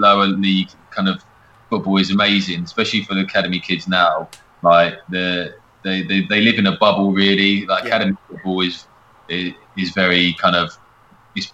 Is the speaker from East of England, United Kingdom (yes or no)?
yes; Watford, East of England, United Kingdom; I was born in Watford and my granddad and nan live in St Albans